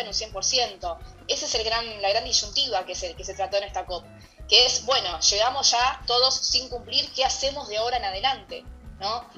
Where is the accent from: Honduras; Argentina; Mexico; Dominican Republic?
Argentina; Argentina, desde donde yo estoy hablando